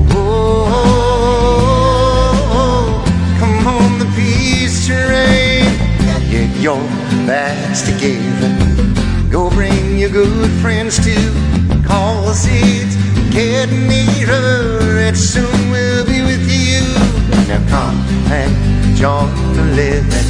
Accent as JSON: {"language": "English", "area": "Long Island", "region": "New York", "country": "United States", "said": "You know, I'm from New York. I'm from Long Island"}